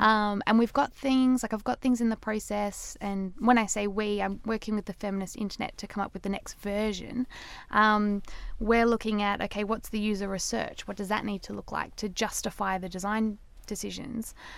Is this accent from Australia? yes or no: yes; Australia; I'm Australian, I say data